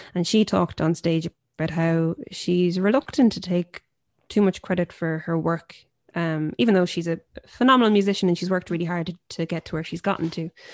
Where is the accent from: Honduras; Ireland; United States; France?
Ireland; Limerick, Munster; growing up somewhere like Limerick, as a female folk singer-songwriter